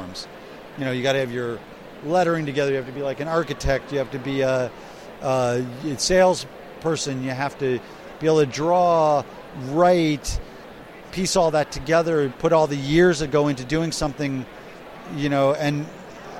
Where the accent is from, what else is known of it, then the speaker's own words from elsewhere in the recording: United States; I'm an American.